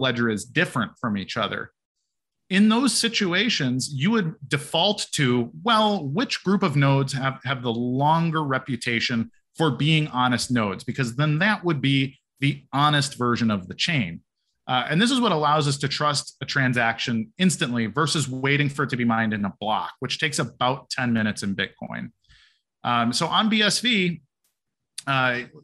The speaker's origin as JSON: {"language": "English", "town": "Chicago", "region": "Illinois", "country": "United States", "said": "I'm from Chicago."}